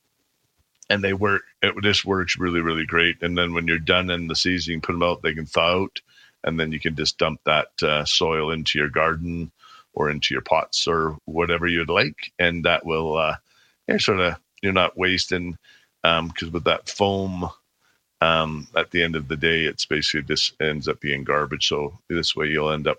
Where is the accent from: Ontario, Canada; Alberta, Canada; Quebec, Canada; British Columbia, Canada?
Alberta, Canada; Calgary; I grew up in the Northwest, and now I live in the Southeast down in Cranston.